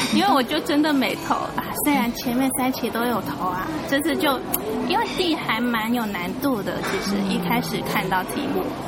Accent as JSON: {"language": "Chinese", "country": "Hong Kong", "tie": "born or raised there", "also_born_or_lived": "Zhongshan, Guangdong, China", "second_language": "Chinese", "said": "小学二三年级来的香港"}